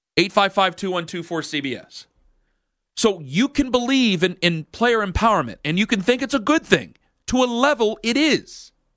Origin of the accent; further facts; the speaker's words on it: Northeast Ohio, United States; I'm from Northeast Ohio.